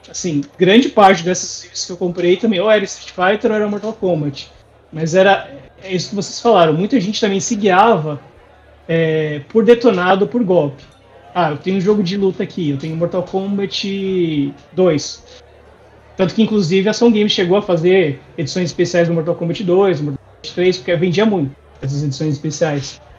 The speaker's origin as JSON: {"language": "Portuguese", "town": "Santo André", "region": "São Paulo", "country": "Brazil", "said": "eu sou de Santo André, aqui"}